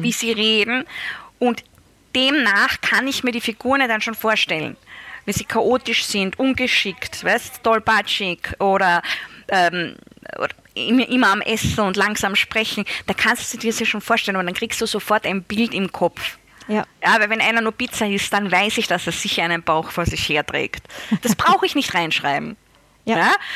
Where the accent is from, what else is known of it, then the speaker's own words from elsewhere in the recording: Styria, Austria; in der Steiermark, da wo ich aufgewachsen bin